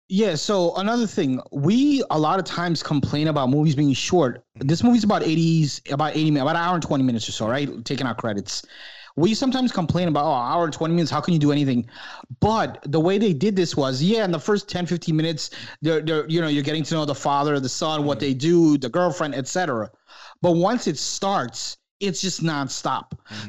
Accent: New York, United States; growing up in New York when I was a kid

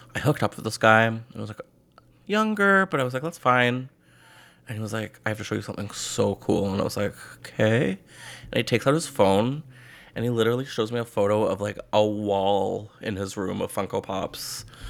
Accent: Canada; as a Canadian

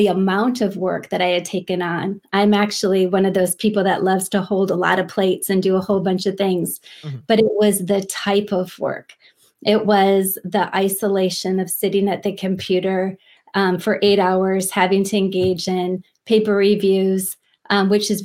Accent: Minneapolis, Minnesota, United States; moved away as an adult; I'm from Minneapolis, Minnesota

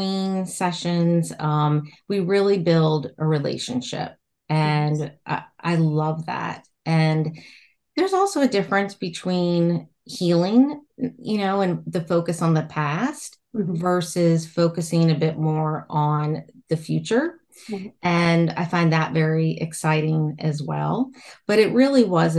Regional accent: Roanoke, Virginia, United States; I'm from Virginia, and my town is the Star City of the South

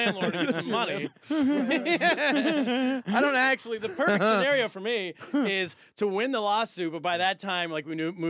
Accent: China; now in New York, United States; I came straight from China to New York.

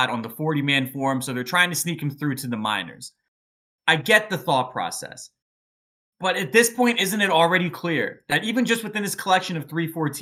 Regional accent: Philadelphia, Pennsylvania, United States; as a Philadelphian

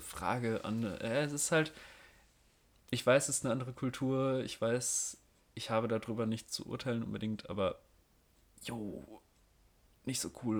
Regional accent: North Rhine-Westphalia, Germany; ich als Westfale

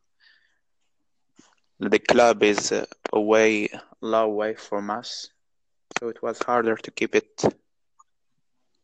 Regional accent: Morocco; English is a second language; I'm from Morocco

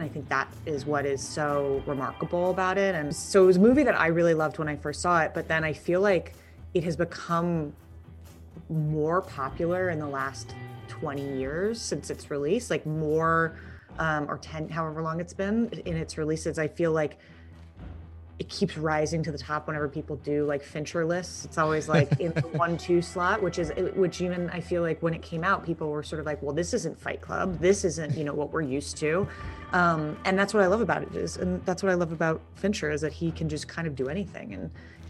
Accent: East Coast, United States; I just kind of grew up around, even though I grew up in the East Coast.

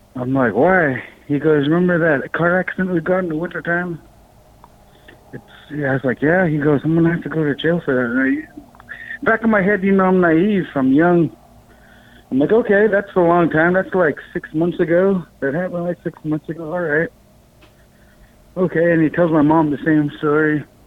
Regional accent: Bethel, Alaska, United States; I was born and raised in Bethel, Alaska. Um, I lived here in Alaska all my life

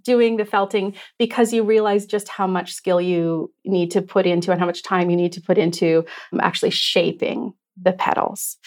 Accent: Canada; moved away as an adult; now in Victoria, Canada; My family is originally from, uh, Treaty Six territory, so we grew up in the Shiny Bank region

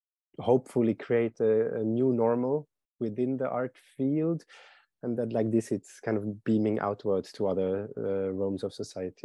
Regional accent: Zurich, Switzerland; I'm from Switzerland

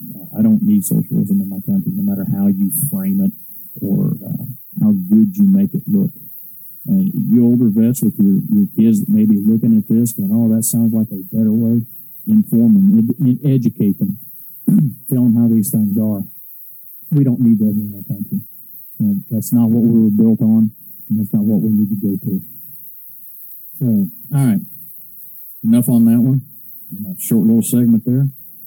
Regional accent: Alabama, United States; Here in my home state of Alabama, where I'm

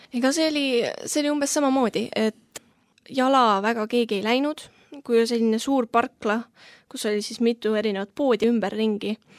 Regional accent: Tallinn, Harju County, Estonia; olen kaheksateistaastane, tulen Tallinnast

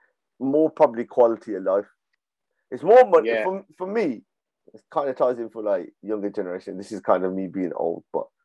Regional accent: Birmingham, West Midlands, United Kingdom; Well, Birmingham. It's true. Well, technically, I'm not Birmingham now. You know, I'm out of the area.

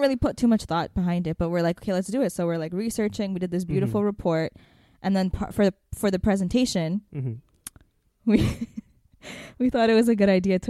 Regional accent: Ethiopia; I never told anyone when I was in elementary school that I was from Ethiopia, because I was like ashamed that it was known as the poorest country in the world.

